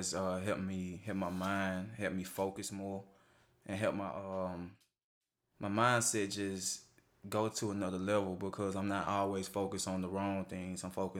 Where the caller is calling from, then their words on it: Coldwater, Mississippi, United States; I'm coming in from Coldwater, Mississippi.